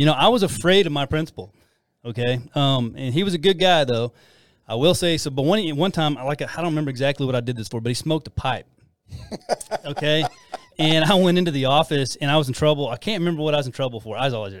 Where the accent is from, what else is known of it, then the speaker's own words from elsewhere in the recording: Amarillo, Texas, United States; I grew up, I'm a product of the Panhandle, man. I grew up in Amarillo, Puckett Elementary.